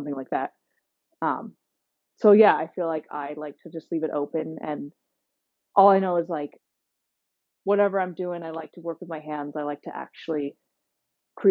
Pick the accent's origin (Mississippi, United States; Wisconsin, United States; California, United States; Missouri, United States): California, United States; near San Francisco; moved away; I grew up near San Francisco